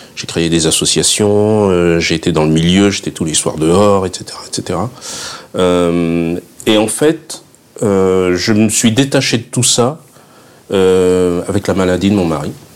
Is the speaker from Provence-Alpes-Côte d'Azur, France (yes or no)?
yes; Fréjus, Provence-Alpes-Côte d'Azur, France; also born or lived in Saint-Raphaël; now in Paris, France; la Côte d'Azur, je viens de Fréjus. Je suis né à Saint-Raphaël, j'ai vécu à Fréjus.